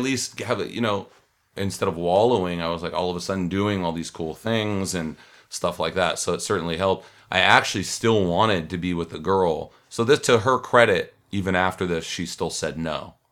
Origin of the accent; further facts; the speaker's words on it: Los Angeles, California, United States; I'm from Los Angeles, from Hollywood.